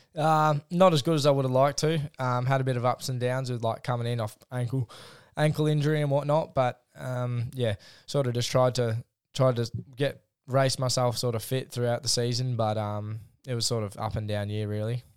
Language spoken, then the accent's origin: English; Rosebud, Victoria, Australia; home tracks, Rosebud